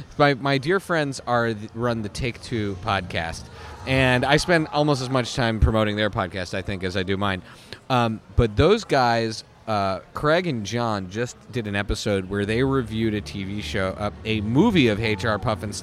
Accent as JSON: {"language": "English", "country": "Canada", "tie": "born or raised there", "also_born_or_lived": "Philadelphia", "said": "I grew up in Canada"}